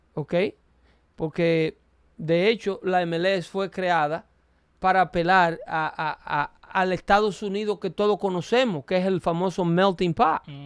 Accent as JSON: {"language": "Spanish", "country": "Dominican Republic", "said": "mi país, República Dominicana"}